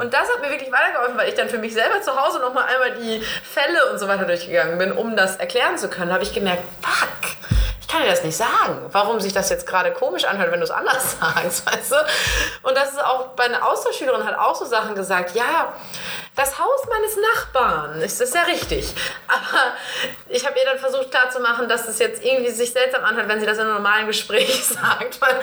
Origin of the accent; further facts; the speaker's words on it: Northern Germany, Germany; ich bin Norddeutsche